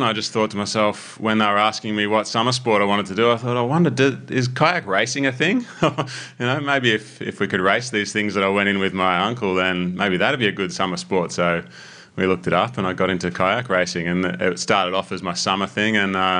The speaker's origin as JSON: {"language": "English", "town": "Langwarrin", "region": "Victoria", "country": "Australia", "tie": "born or raised there", "also_born_or_lived": "Melbourne", "said": "I grew up in Langwarrin, which is sort of at the base of the Mornington Peninsula. Near Frankston."}